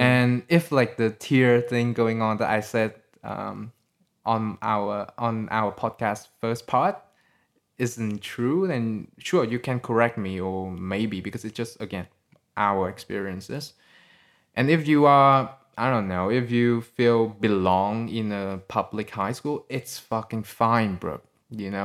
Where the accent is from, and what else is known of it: Vietnam; English is a second language; moved away as an adult; also born or lived in Sydney, Australia